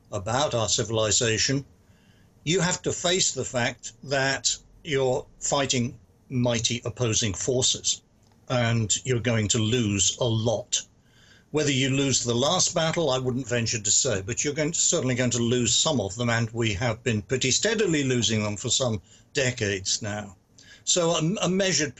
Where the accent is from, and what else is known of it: United Kingdom; now in United States